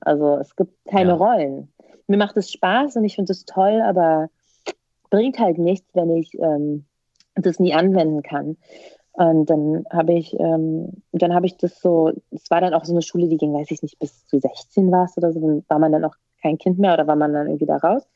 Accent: Berlin, Germany; wie ich groß geworden bin, es war eigentlich also ein sozial schwache, schwaches Pflaster

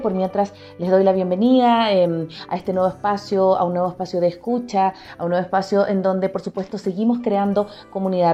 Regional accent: Chile; now in Ecuador; yo soy chilena

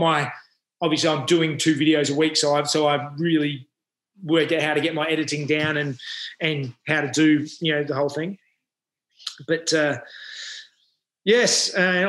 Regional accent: Adelaide, South Australia, Australia; now in Sydney, Australia; I grew up in Adelaide and I've, you know, been in Sydney Sydney area for the last 20-odd years.

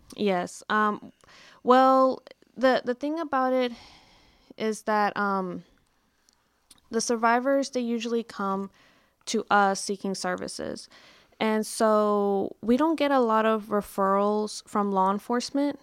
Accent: Mesquite, Texas, United States; I'm actually from Mesquite. I'm from the Dallas area

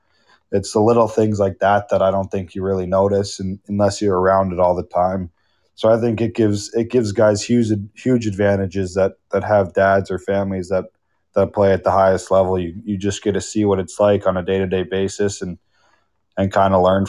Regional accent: Arizona, United States; now in Chicago, United States; Growing up in Arizona

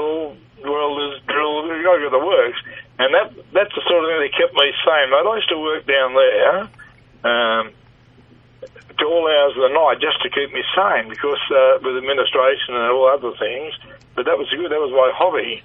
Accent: Sydney, New South Wales, Australia; I was born in Underwood Road, mate. That's the road into the Olympic Village.

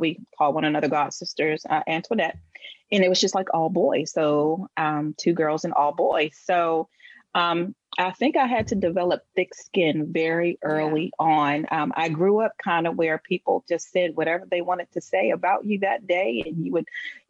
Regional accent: Washington, District of Columbia, United States; I was born and raised in Washington, D.C.

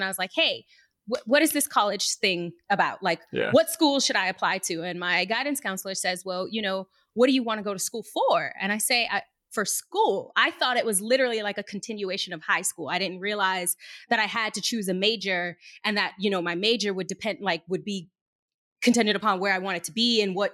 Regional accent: Boston, Massachusetts, United States; moved away as an adult; also born or lived in Arlington, Massachusetts; I'm born and raised in Boston. This is my city. This is where I'm from

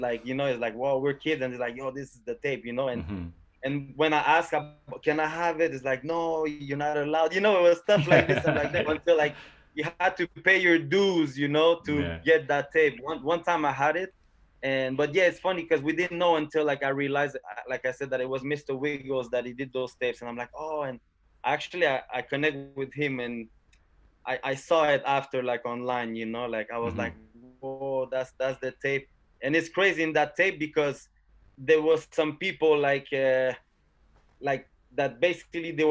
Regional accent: South Shore, Quebec, Canada; we're from the South Shore

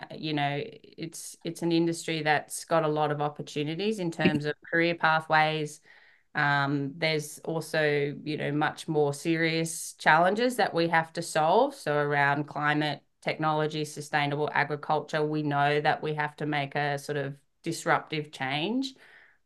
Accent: Sydney, New South Wales, Australia; I was born and raised in Sydney

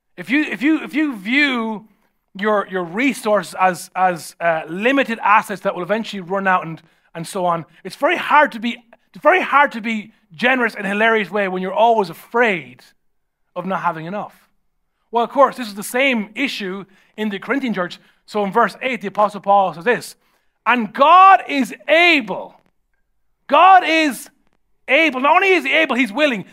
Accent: Ireland; normally how I was raised in Ireland

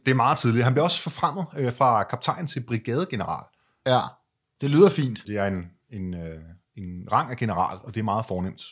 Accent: Denmark; som dansker

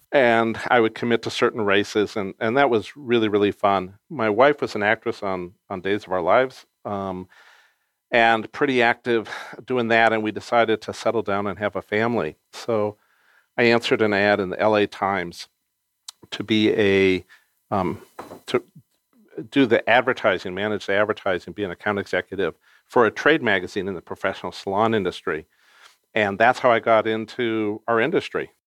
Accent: Los Angeles, California, United States; I grew up in Encino, California.

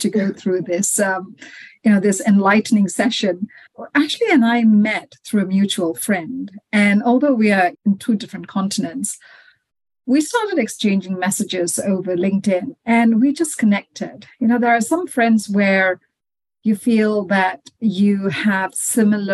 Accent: Malaysia; moved away as an adult; also born or lived in Dubai; now in United Kingdom; I was born and brought up in Malaysia

